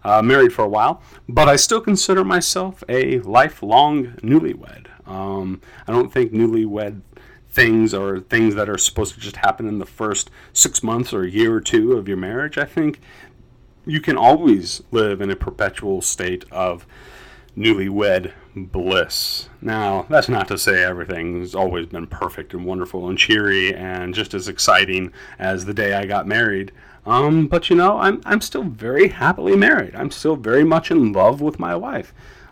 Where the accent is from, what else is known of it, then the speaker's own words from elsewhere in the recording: Charlotte, North Carolina, United States; also born or lived in Chicago suburbs, Illinois; I moved to the greater Charlotte, North Carolina area when I was about 5 years old.